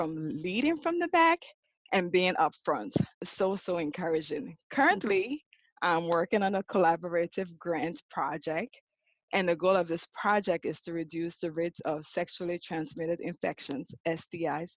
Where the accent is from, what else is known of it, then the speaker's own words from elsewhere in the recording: Liberia; moved away as an adult; now in United States; As a young girl growing up in Liberia, West Africa